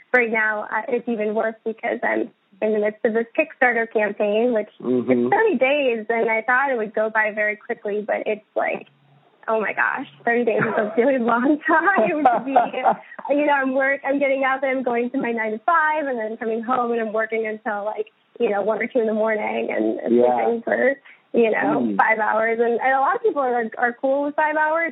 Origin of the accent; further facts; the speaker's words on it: St. Paul, Minnesota, United States; also born or lived in Iowa; now in Boston, United States; I hail from St. Paul, Minnesota